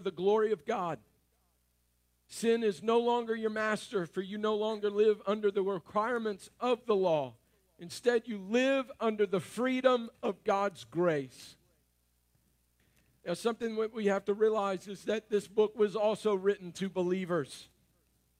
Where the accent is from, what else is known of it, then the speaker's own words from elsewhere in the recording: North Louisiana, United States; I'm from North Louisiana, so I am a redneck